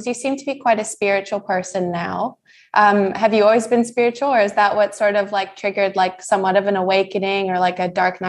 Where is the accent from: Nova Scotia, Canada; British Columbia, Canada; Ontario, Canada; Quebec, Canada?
British Columbia, Canada; near Kelowna; moved away as an adult; now in Bali, Indonesia; I'm actually from Canada